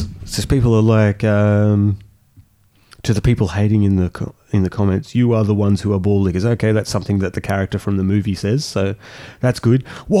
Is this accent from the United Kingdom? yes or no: no; Germany; born there; Wait, I was born in Germany.